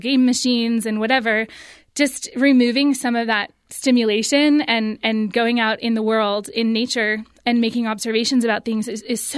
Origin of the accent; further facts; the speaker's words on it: California, United States; I grew up in California